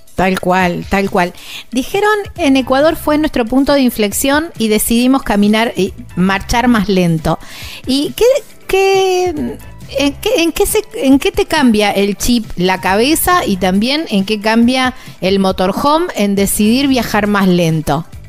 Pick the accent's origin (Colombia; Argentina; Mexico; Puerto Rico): Argentina; near Rosario, Santa Fe; Son de una ciudad muy cerquita de donde soy yo, son de Rosario, del sur de la provincia de Santa Fe, casi coterráneos diría yo